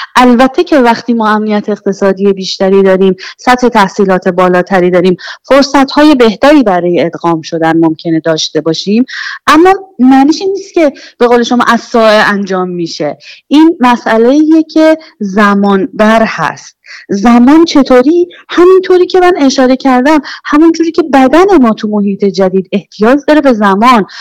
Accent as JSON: {"language": "Persian", "country": "Iran", "moved": "yes", "lives_now": "Sweden", "said": "از ایران اومدیم"}